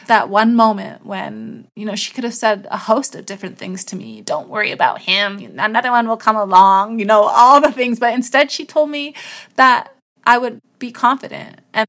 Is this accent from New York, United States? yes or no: yes; New York, United States; Remember when I said I was from New York? And then I said upstate New York? My very first job was on a dairy farm.